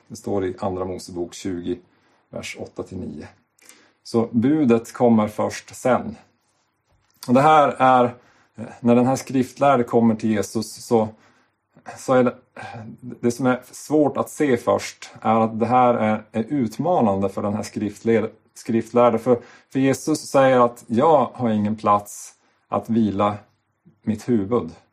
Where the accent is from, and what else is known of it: Sweden